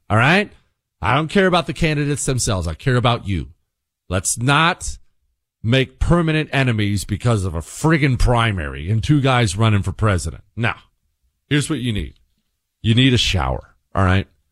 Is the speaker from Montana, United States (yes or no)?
yes; Bozeman, Montana, United States; moved away as an adult; also born or lived in Ohio; now in Texas, United States; we moved from Ohio to Bozeman, Montana when I was ten years old and I grew up in the mountains